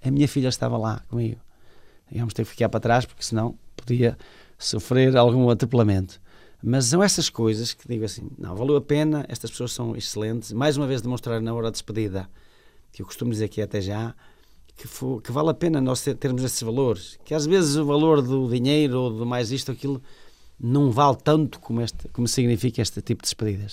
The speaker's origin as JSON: {"language": "Portuguese", "country": "Portugal", "tie": "born or raised there", "said": "é o clube onde eu nasci, onde eu aprendi a gostar de futebol, onde, digamos, está a minha família"}